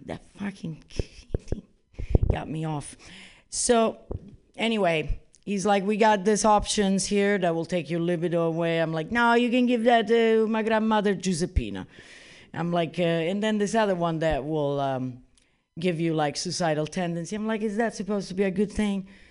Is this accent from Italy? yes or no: yes; Italy; moved away; I'm originally from Italy